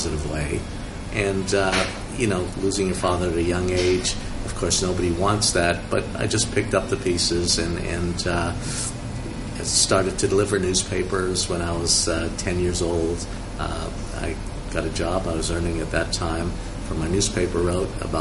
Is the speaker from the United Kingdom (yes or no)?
no; Montreal, Quebec, Canada; moved away as an adult; also born or lived in Germany; now in Hong Kong; I actually grew up as a child in Montreal in Canada. I was born in Germany, but I'm not German